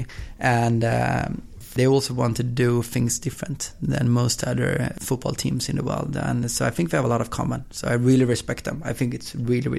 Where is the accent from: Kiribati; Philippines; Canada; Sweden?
Sweden; Östersund, Jämtland; now in Gothenburg, Sweden; I was born in Gothenburg, and when I was two, I moved to Östersund, which is in the middle of Sweden, small town with like population of 60,000 or something like